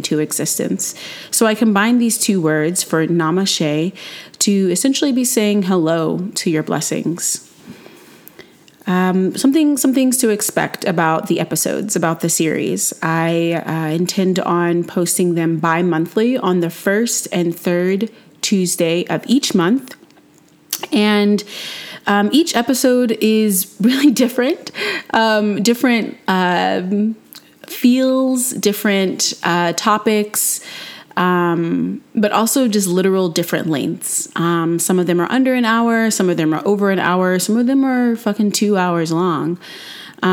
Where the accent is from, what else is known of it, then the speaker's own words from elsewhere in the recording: North Carolina, United States; I'm a non-binary person born and raised in North Carolina